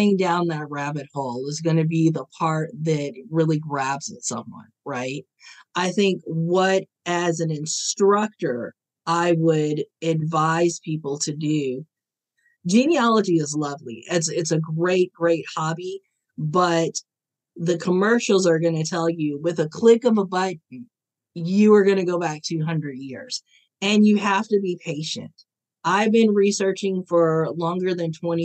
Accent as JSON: {"language": "English", "region": "Ohio", "country": "United States", "tie": "born or raised there", "said": "I was born in Ohio."}